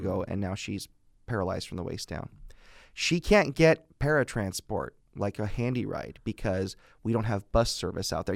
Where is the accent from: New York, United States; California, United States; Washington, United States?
California, United States; Fresno; I was born and raised in Northwest Fresno